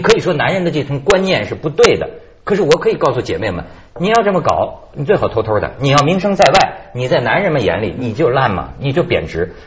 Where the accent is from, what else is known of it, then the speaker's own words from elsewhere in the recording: China; 我们中国人民